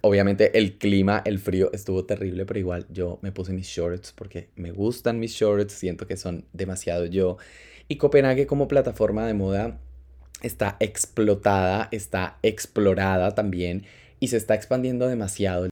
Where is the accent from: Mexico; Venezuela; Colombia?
Colombia; first language Spanish; moved away as an adult; now in Spain; yo soy una persona que viene de Latinoamérica vengo de Colombia Vivo en España hace cuatro años